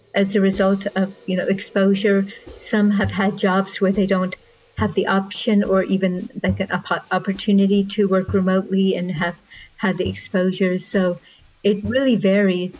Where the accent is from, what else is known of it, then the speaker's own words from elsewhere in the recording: Russia; moved away; I was born in Russia